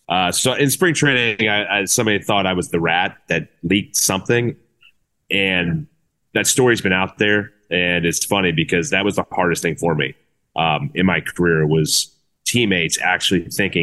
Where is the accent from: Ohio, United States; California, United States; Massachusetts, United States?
Ohio, United States; Cincinnati; I grew up in Cincinnati, so a lot of friends and family I knew in the area.